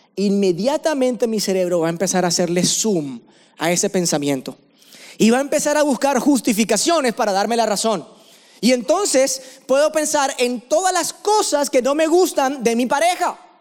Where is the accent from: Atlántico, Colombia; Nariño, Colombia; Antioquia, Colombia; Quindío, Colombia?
Atlántico, Colombia; Barranquilla; accent: costeño; moved away as an adult; now in Medellín, Colombia; yo vivo en la ciudad de Medellín hace seis años, pero realmente, como ya se dieron cuenta por el acento, soy barranquillero, ¿no? Vengo de la costa, soy costeño